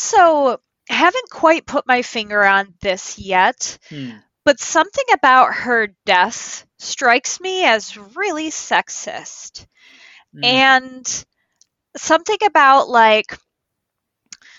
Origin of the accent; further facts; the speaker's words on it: Midwest, United States; accent: Midwest; my Midwest accent